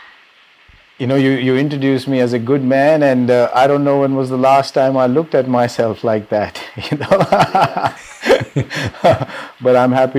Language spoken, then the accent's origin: English; Delhi, India; moved away as an adult; also born or lived in California, United States; I'm from Delhi, India originally, and right after high school, I moved to the US for my college